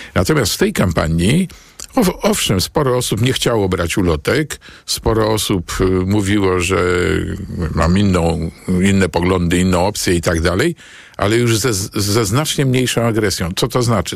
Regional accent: Warsaw, Masovian Voivodeship, Poland; senatorem na Pradze, e, dzielnicy, gdzie się urodziłem e, i w pewnym stopniu wychowałem

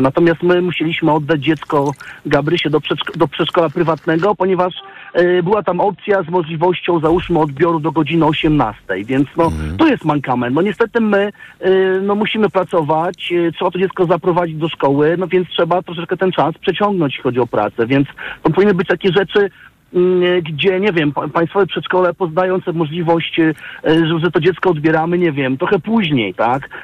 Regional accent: Warsaw, Masovian Voivodeship, Poland; pochodzimy z Warszawy

